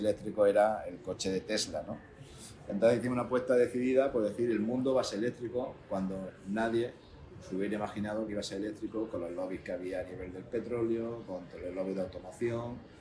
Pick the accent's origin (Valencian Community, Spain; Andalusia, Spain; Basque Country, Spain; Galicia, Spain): Andalusia, Spain; Linares; yo nací en Linares, en Jaén, y no es un sitio en el que ni fuera, estuviera la tecnología